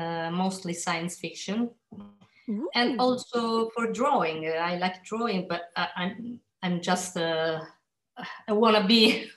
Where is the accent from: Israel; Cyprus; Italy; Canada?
Italy; I'm from Italy.